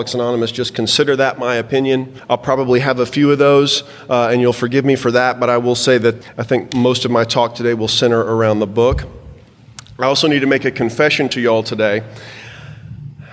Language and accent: English; Texas, United States; So I'm a 5th-generation Texan. I was born in Baylor Hospital, February 7th, 1972